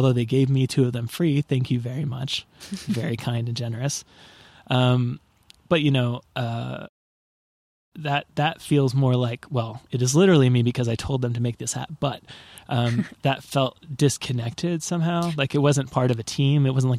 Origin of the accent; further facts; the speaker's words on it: Portland, Oregon, United States; But I mean, I'm from Portland, fucking Oregon. We're not another place, right?